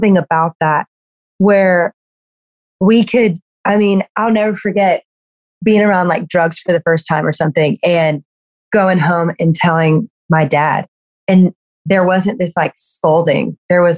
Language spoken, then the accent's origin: English; Louisiana, United States; I grew up in Louisiana. I'm like a Southern girl through and through